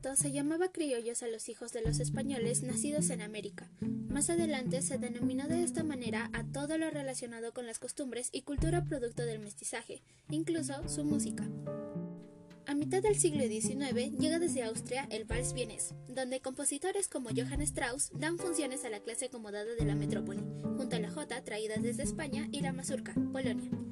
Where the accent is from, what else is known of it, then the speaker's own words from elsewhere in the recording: Peru; also born or lived in Arequipa; Ese es mi Perú. Viva mi tierra rojiblanca.